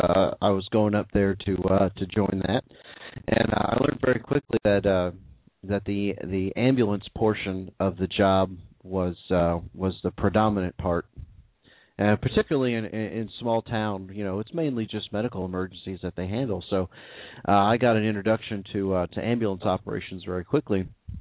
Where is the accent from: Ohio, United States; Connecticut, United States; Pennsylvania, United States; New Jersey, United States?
Ohio, United States; Xenia; also born or lived in Oklahoma; my hometown in Xenia, Ohio.